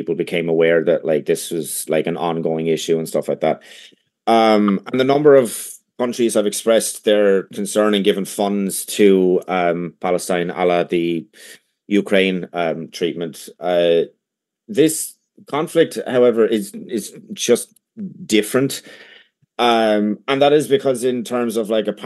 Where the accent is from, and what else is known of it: Ireland; first language English